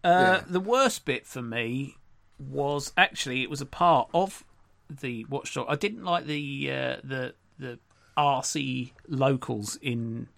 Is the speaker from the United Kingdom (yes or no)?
yes; United Kingdom; although obviously we are British.